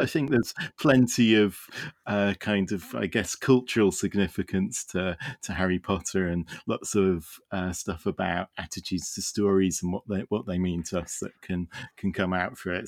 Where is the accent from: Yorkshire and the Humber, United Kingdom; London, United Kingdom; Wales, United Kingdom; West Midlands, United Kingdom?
Wales, United Kingdom; I live in the United Kingdom and, uh, I grew up in Wales, which, uh, is very definitely not part of England.